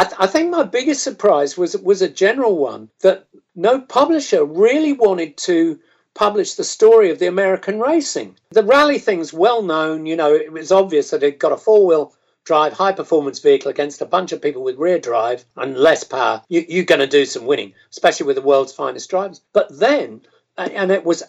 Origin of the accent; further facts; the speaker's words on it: United Kingdom; as a Brit